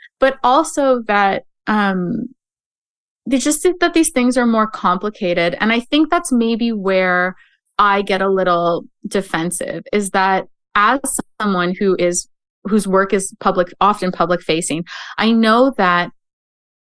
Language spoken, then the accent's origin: English; Canada; as a Canadian